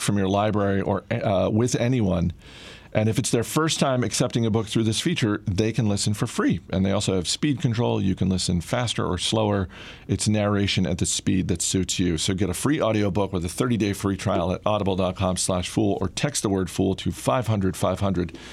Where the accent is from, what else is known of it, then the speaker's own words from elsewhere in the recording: Maine, United States; moved away; my home state of Maine